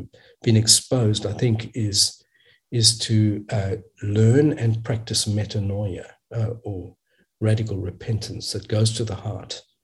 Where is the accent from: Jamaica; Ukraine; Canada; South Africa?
South Africa; also born or lived in Australia; now in United States; In a sense, I grew up in apartheid South Africa